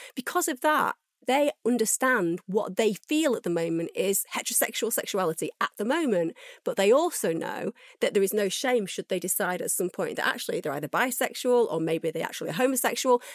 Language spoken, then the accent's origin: English; United Kingdom